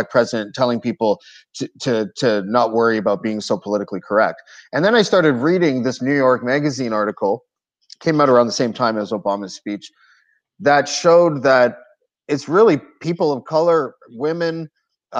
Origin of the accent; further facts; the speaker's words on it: Montreal, Quebec, Canada; I was born in Montreal